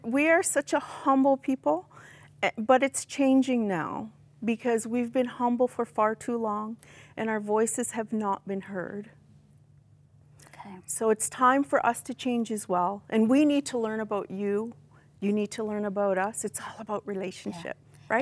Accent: Six Nations of the Grand River, Ontario, Canada; growing up on Six Nations, it's an indigenous reserve, I was not taught my language or my culture

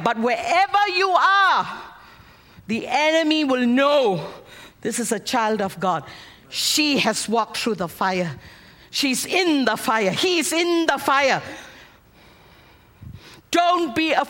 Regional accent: Malaysia; moved away as an adult; also born or lived in United States; I'm an American on the outside. But I'm a Malaysian Indian on the inside.

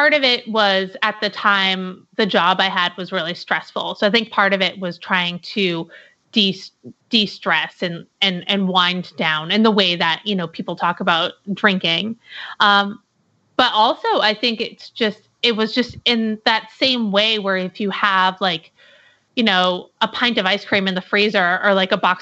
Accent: New Hampshire, United States; moved away as an adult; now in Portland, United States; I'm originally from New Hampshire, but about 5 years ago, I moved to Portland, Oregon

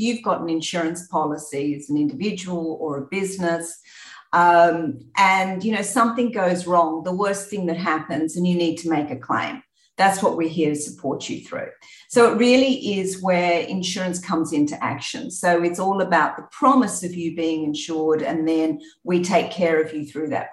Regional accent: country New South Wales, Australia; moved away as an adult; now in Singapore; So I grew up in Australia, as you can probably hear from the accent. Grew up in Australia in country New South Wales.

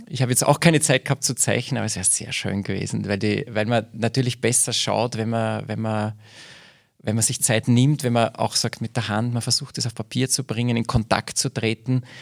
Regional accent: Altenburg, Lower Austria, Austria; Äh, ich bin aufgewachsen in Altenburg, und meine Großeltern stammen aus Röhrenbach

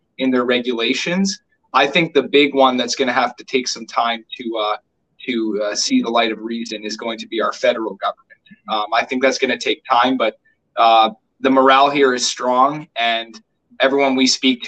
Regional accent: Canada; I'm a Canadian

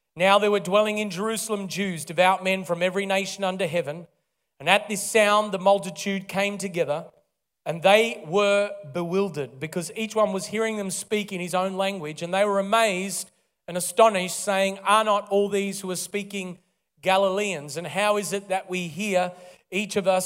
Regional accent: Melbourne, Victoria, Australia; also born or lived in Kalgoorlie, Western Australia; originally born and raised in Melbourne

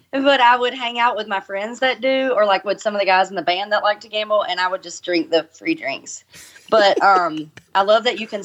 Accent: Georgia, United States; that shows how, like, uncultured I am because I'm from Georgia.

